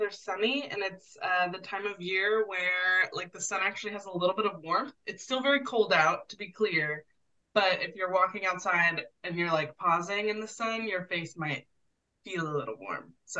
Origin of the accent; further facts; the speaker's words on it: Portland, Oregon, United States; moved away as an adult; also born or lived in Idaho; now in Anchorage, United States; I grew up in Portland and I grew up and I did not have a car until I was like 23. I was about to move to Idaho.